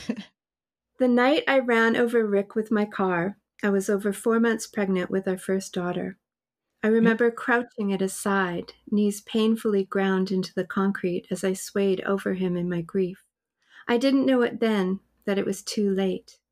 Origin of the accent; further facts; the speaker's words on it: Winnipeg, Manitoba, Canada; moved away as an adult; I'm from Winnipeg